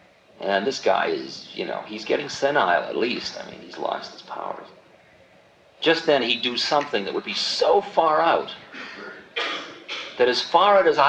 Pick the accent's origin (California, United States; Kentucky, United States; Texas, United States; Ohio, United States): California, United States; No, Maharaji, I'm from California.